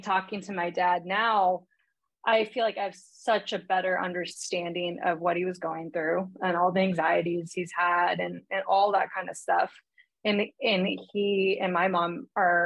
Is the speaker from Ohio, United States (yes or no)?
no; Seattle, Washington, United States; from Seattle area, suburbs, nothing too crazy